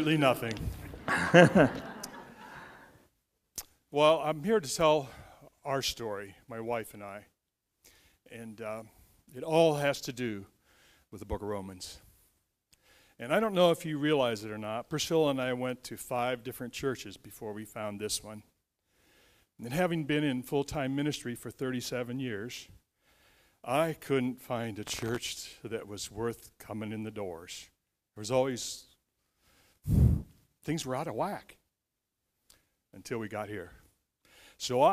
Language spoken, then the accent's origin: English; Ohio, United States; back to Ohio, where I grew up